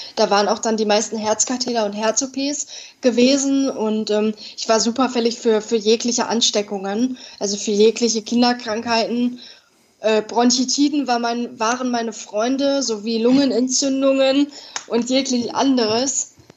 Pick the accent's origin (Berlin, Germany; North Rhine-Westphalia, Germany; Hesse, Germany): North Rhine-Westphalia, Germany; Dortmund; ich bin 22 Jahre alt und komme aus Dortmund, aus dem Ruhrgebiet